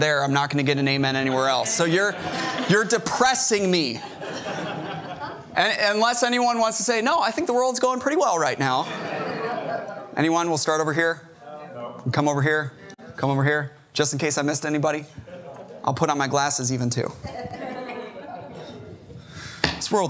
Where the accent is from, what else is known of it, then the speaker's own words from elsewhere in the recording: Chicago, Illinois, United States; now in Corpus Christi, United States; I'm from Chicago